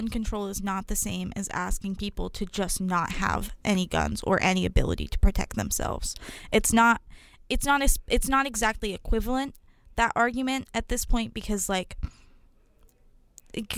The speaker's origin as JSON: {"language": "English", "country": "United States", "said": "the identity that we have as the American people"}